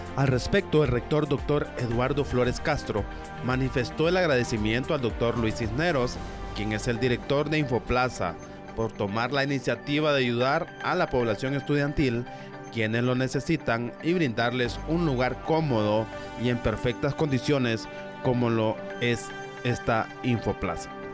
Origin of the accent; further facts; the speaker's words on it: Honduras; como hondureños debemos de conocer